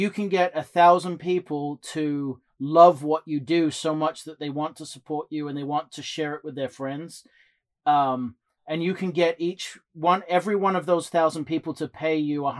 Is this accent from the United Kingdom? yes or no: yes; England, United Kingdom; now in United States; obviously I'm from England and I moved to the States.